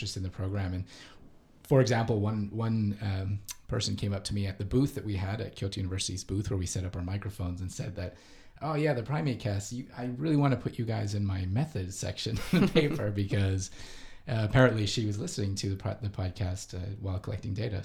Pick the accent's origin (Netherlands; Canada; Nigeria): Canada; moved away as an adult; now in Japan; I am from Canada, but I've been in Japan for the last 12 years or so